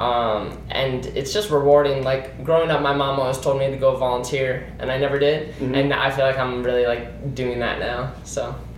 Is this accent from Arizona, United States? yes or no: yes; Scottsdale, Arizona, United States; We're born and raised in Scottsdale